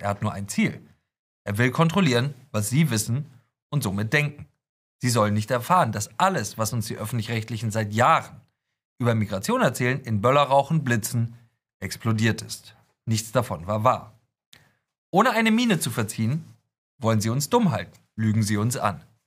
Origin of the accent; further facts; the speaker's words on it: Hamburg, Germany; ich komme aus Hamburg